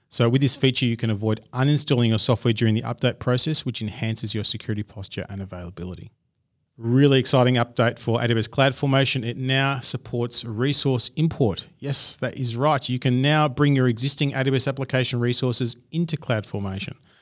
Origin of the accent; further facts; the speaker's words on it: Australia; accent: Australian; my crazy Australian accent